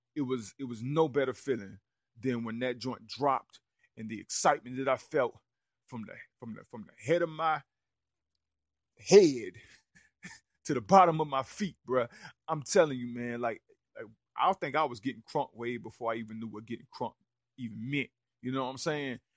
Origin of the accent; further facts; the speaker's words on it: Rock Hill, South Carolina, United States; Rudy Currents, who I grew up with on Ogden Road